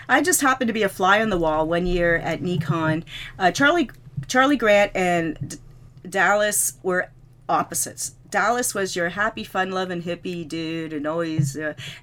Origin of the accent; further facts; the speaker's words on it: Canada; I'm from Canada